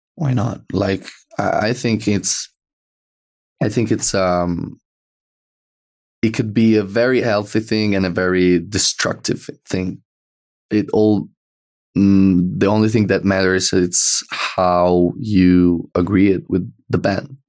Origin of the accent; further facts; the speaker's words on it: Italy; accent: Italian; English is a second language; we're Italian